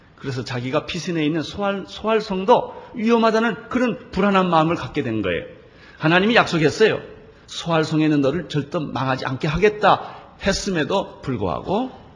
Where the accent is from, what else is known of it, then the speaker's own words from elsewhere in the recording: South Korea; 한국에서 온 목사라